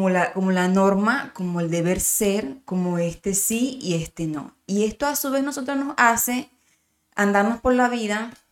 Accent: Miranda, Venezuela; de donde yo, yo soy de Miranda

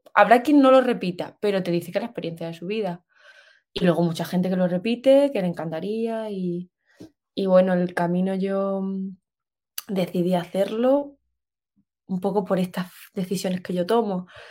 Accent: Extremadura, Spain; also born or lived in Seville / Australia; soy de Extremadura, como no me escuchan por todo el mundo, es una región de España. Eh, nací en el norte, pero luego me he criado en un pueblito que se llama Mendalejo

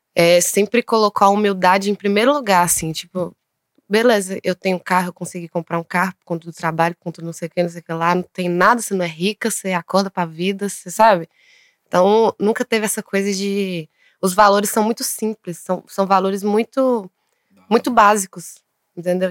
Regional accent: Taiobeiras, Minas Gerais, Brazil; moved away as an adult; also born or lived in Montes Claros; eu cresci em Taiobras. Eu nem eu não posso falar que eu sou de Taiobras mais, porque eu moro fora há tanto tempo

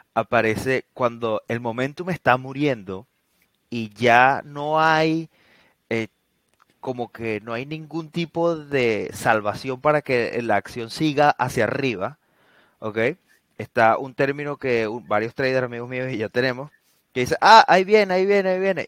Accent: Venezuela; nosotros que somos venezolanos

